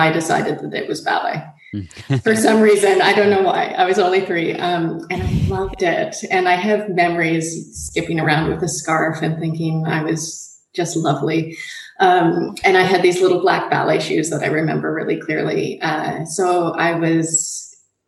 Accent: Nanaimo, British Columbia, Canada; moved away as an adult; now in Australia; I grew up on Vancouver Island in Canada. So at that time, it was a bit of a trip to see anything. Now the town where I grew up, Nanaimo, BC

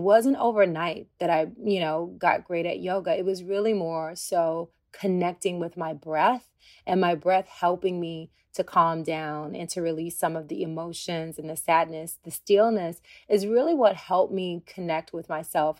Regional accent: Tennessee, United States; moved away; I'm a country girl. I'm from Tennessee

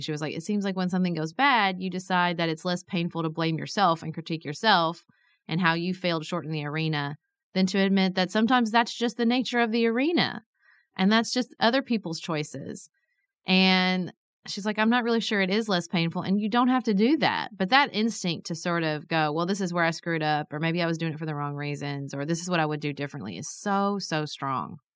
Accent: Paducah, Kentucky, United States; I was a city commissioner in my hometown

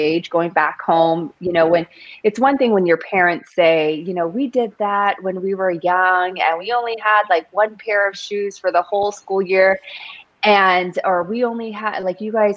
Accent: Union City, California, United States; high school, James Logan High School out of Queen City, my hometown, the town that I have like so much love for.

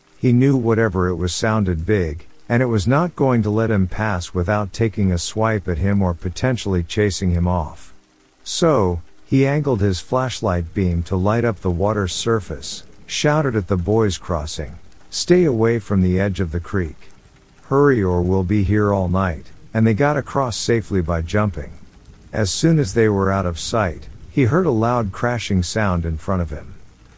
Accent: Alaska, United States; My dad lives in West Virginia. I'm from Alaska and have lived here most of my life.

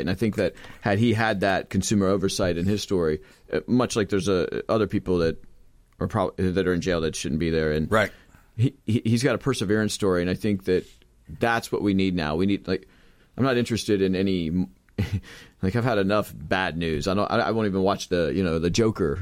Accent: Sarasota, Florida, United States; moved away as an adult; also born or lived in Los Angeles, California; … and I are both Florida natives. We're from Sarasota

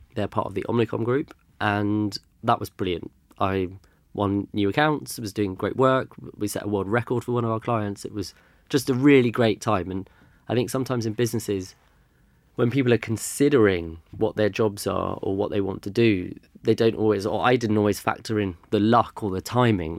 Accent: London, United Kingdom; also born or lived in Germany; I grew up in London. My parents moved here in the early eighties, so I was born here

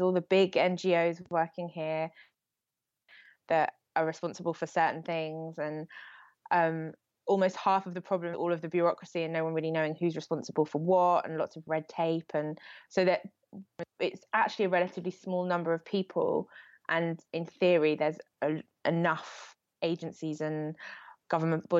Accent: United Kingdom; as British people

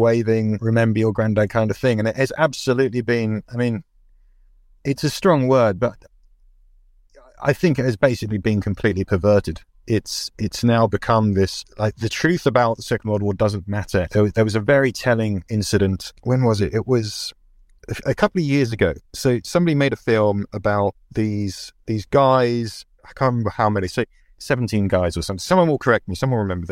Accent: United Kingdom; as a British person who's kind of raised on, Remembrance Sunday and red poppies

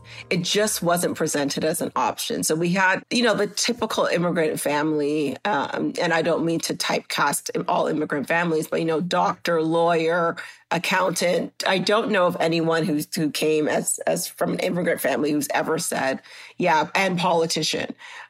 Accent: Grenada; now in Canada; Yes, we were told, because we came from Grenada, that a Grenadian was running and we had to go to Toronto to help her.

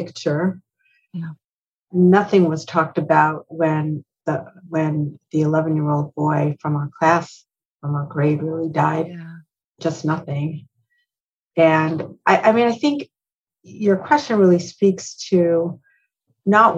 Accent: Cleveland, Ohio, United States; I was raised in Cleveland, Ohio

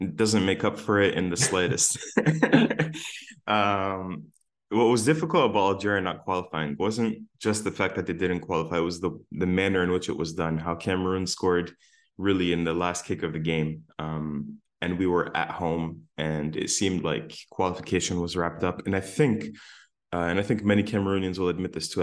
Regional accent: Windsor, Ontario, Canada; now in Hamilton, Canada; we're from Windsor.

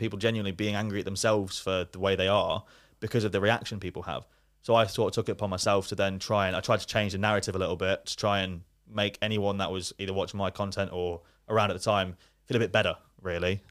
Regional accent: Leicester, East Midlands, United Kingdom; also born or lived in Bury; I grew up in Leicester

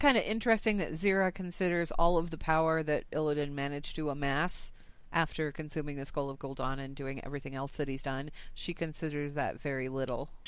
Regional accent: United States; I'm from the United States.

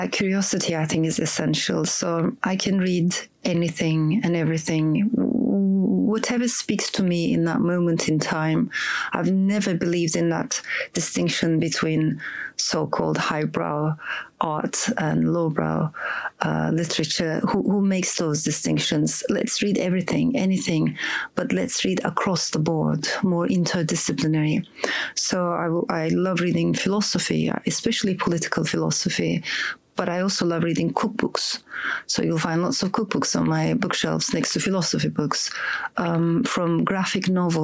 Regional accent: Ankara, Turkey; also born or lived in Strasbourg, France; I was born in France, in Strasbourg. After a while, my parents got separated. My father stayed in France and my mom brought me to Turkey, to Ankara

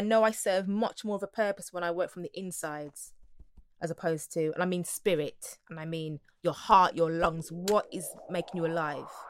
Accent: Wolverhampton, West Midlands, United Kingdom; And I'm a girl from Wolverhampton. I was born in Wolverhampton originally.

